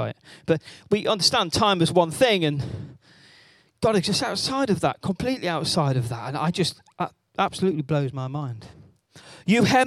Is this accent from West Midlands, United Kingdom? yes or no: no; Wales, United Kingdom; I am Welsh